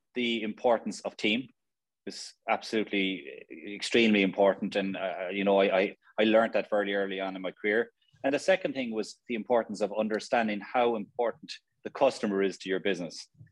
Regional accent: Limerick, Munster, Ireland; also born or lived in Australia / Dublin; Limerick's a great place to, to to be born and reared.

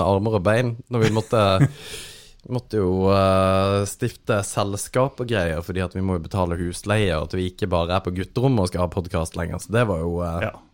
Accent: Kristiansand, Agder, Norway; now in Helgeland, Norway; Jeg er tilflytteren fra Kristiansand, som er flytta til Helgeland.

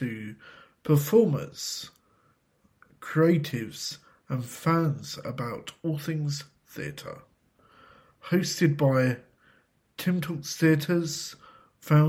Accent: United Kingdom

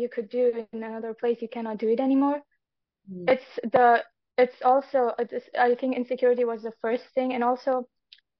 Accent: Afghanistan; I am an author from Afghanistan.

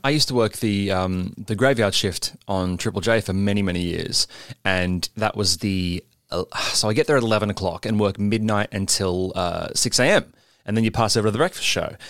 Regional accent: Sydney, New South Wales, Australia; now in Melbourne, Australia; I was raised in Sydney by good parents

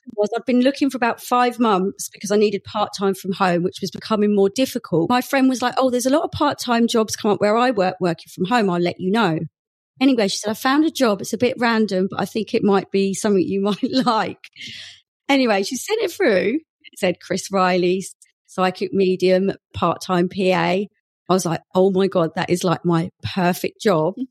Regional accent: Essex, East of England, United Kingdom; moved away as an adult; also born or lived in Bristol; I'm actually from Essex

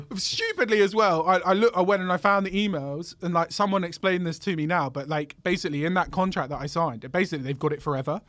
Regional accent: London, United Kingdom; I grew up in North London

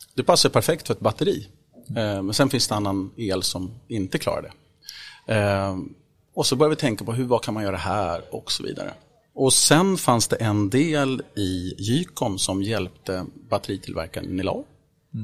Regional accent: Vaxholm, Stockholm County, Sweden; Jag är född och uppvuxen i Vaxholm utanför Stockholm här, ute på en ö

